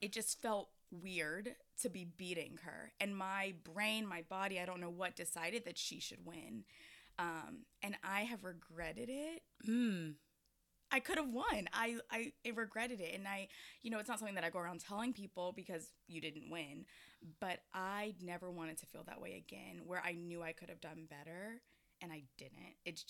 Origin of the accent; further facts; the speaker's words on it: Atlanta, Georgia, United States; yeah, I am from Atlanta.